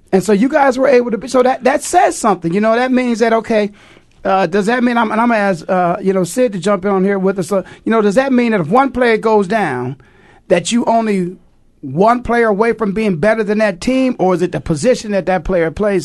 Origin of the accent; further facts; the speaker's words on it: Midwest, United States; now in Phoenix, United States; back where I grew up at in the Midwest